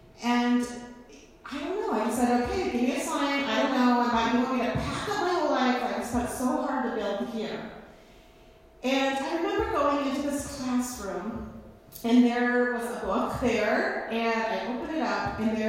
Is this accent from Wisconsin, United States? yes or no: no; Monroe, Iowa, United States; a small town girl growing up in Monroe, Iowa